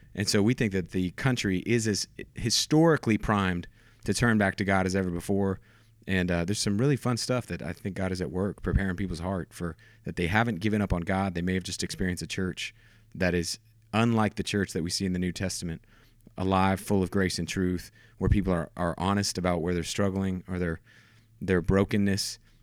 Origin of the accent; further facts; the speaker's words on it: Houston, Texas, United States; also born or lived in Wichita, Kansas; So, I grew up in Houston, Texas